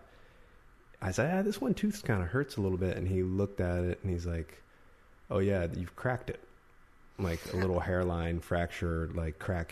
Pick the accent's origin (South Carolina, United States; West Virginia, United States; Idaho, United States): West Virginia, United States; now in California, United States; the West Virginian inside of me. That's where I'm from and where I grew up